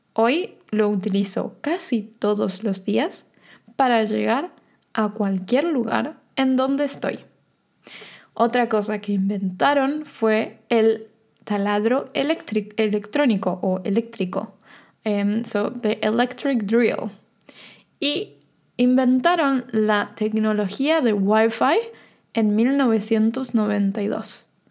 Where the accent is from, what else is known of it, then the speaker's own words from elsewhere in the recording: Argentina; yo soy de Argentina